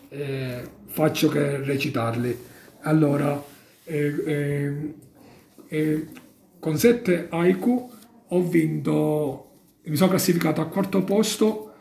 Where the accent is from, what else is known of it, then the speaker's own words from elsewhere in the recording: Casteltermini, Sicily, Italy; now in Turin, Italy; Io sono della provincia di Agrigento, Casteltermini.